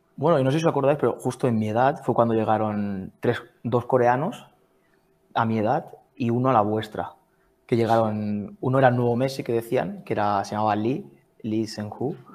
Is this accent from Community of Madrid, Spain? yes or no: no; Blanes, Catalonia, Spain; moved away as an adult; now in Zurich, Switzerland; yo soy de Blanes, de un pueblo de, Girona